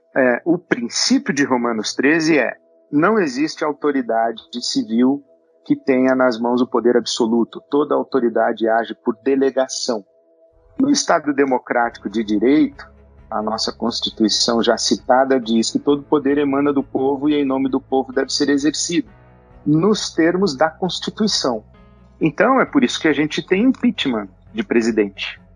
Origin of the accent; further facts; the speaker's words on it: Brazil; nós brasileiros